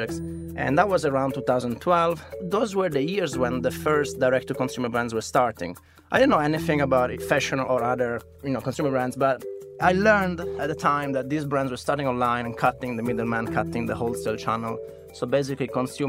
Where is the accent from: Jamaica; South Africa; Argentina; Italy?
Italy; Turin, Piedmont; moved away as an adult; also born or lived in London, United Kingdom / United States; I grew up in Italy